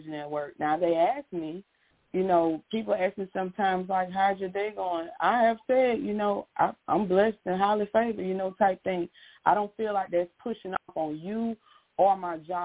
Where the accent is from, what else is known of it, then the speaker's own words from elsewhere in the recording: Pensacola, Florida, United States; as a child, I'm from Pensacola, Florida. My parents used to drive us by Bayview Park along Scenic Highway.